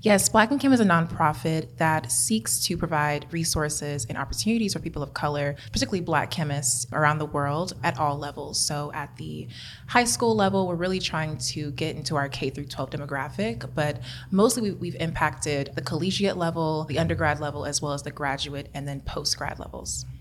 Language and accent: English; Kansas City, United States; moved away as an adult; also born or lived in Atlanta; I'm born and raised in Kansas City